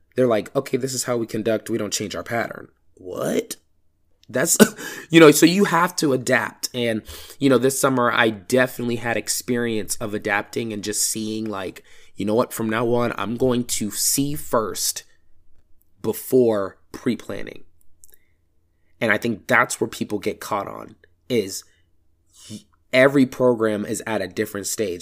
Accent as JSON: {"language": "English", "region": "Georgia", "country": "United States", "said": "I'm from Georgia, so the only thing I truly know is how band works here."}